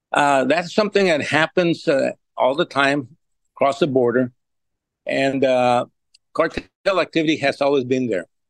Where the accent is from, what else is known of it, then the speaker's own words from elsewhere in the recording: Laredo, Texas, United States; I've been born and raised here and have been all my life here